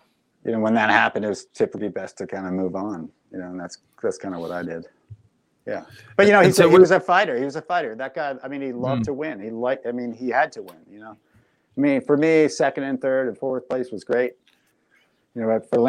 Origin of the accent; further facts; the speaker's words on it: Massachusetts, United States; I was living back in my home state of Massachusetts